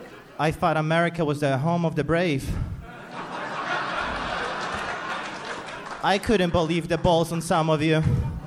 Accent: Poland; accent: Polish; English is a second language; now in United States

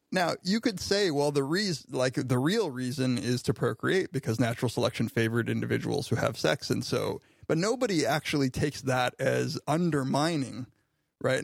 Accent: Riverside, California, United States; now in Ithaca, United States; my hometown of Riverside, California

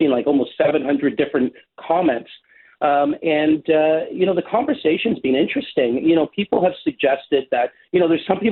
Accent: Toronto, Ontario, Canada; I grew up in Flemington Park, we had one grocery store

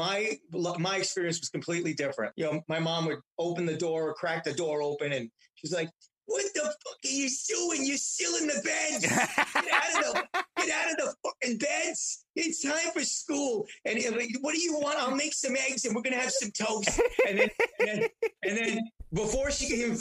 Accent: New York City, New York, United States; I grew up in Astoria for a few years

